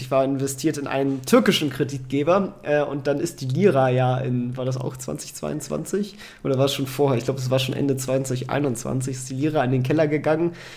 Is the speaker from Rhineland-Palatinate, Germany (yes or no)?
no; Kiel, Schleswig-Holstein, Germany; now in Hanover, Germany; ich komme ja ursprünglich aus Kiel, wohne jetzt in Hannover